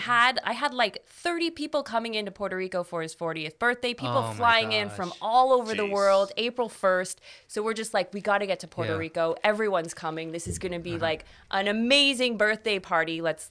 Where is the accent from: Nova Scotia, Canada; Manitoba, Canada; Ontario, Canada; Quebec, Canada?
Ontario, Canada; Toronto; Yeah. So I'm from Canada. I'm from Toronto.